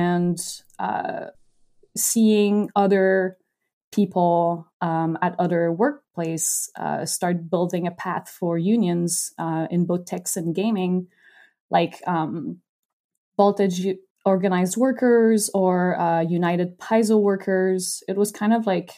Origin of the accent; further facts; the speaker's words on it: Canada; As a Canadian, I had no idea who that person is.